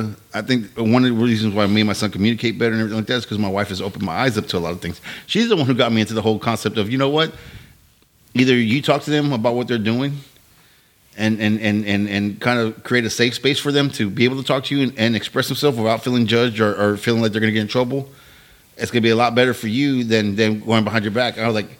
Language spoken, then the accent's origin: English; Victoria, Texas, United States; Yeah, I grew up in Victoria. So it was like you couldn't do shit in Victoria